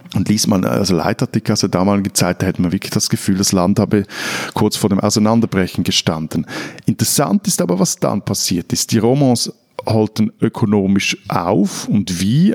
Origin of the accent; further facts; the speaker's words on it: Switzerland; als Schweizer